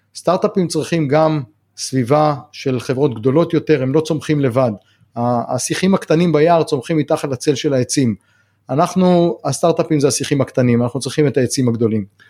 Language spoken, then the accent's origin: Hebrew; the Negev, Southern District, Israel; also born or lived in Kibbutz Hatzerim; אני נולדתי בנגב, אני חי בנגב כל החיים